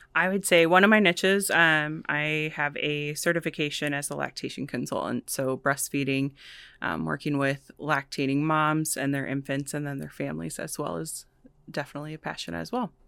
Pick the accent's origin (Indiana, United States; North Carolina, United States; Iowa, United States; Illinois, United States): Iowa, United States; Vinton; also born or lived in Chicago; I'm from Vinton originally. I was born and raised out there.